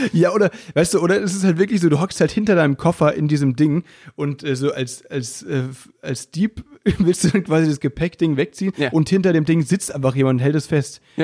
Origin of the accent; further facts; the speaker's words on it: Müllheim, Baden-Württemberg, Germany; Bei uns in Müllheim